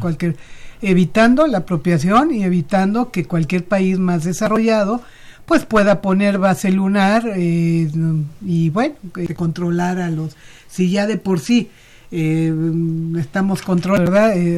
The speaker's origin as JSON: {"language": "Spanish", "country": "Mexico", "said": "mi país."}